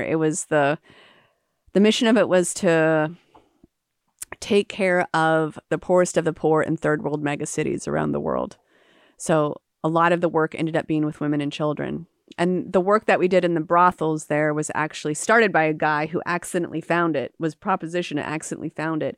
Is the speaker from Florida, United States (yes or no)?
yes; Jacksonville, Florida, United States; also born or lived in Calcutta, India; I came back from India to Jacksonville, and I met women in my own city